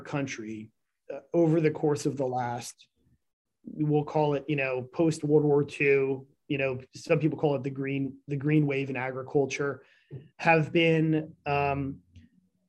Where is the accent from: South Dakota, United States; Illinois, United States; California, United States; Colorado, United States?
Illinois, United States; Northern; also born or lived in Texas / New York; now in Northwest Arkansas, United States; When I grew up in Northern Illinois, I'll tell you, we were right on the Wisconsin border in the middle of nowhere